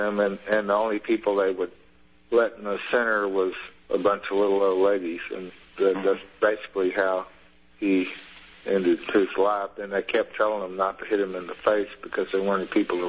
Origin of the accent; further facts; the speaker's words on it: Texas, United States; also born or lived in Florida; I'm from Texas.